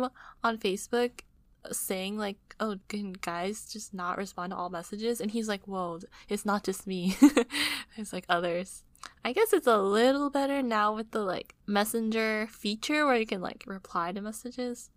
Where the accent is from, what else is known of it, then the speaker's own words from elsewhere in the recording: United States; being an American